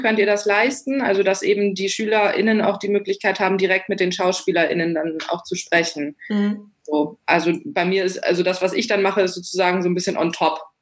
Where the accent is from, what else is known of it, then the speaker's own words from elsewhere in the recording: Wolfsburg, Lower Saxony, Germany; ich komme ursprünglich aus, auch aus Wolfsburg. Ich bin hier aufgewachsen